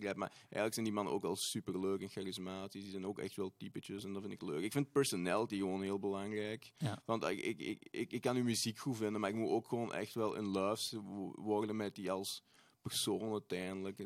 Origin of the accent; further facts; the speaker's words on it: Tessenderlo, Flanders, Belgium; Ik ben ook van Tessenderlo